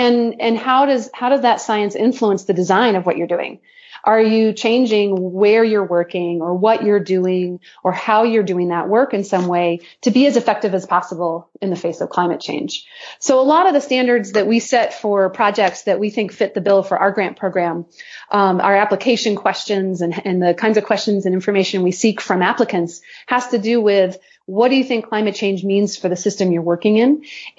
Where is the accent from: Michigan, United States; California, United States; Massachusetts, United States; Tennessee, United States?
Massachusetts, United States; Boston; You know, I'm from Boston, right, Doug?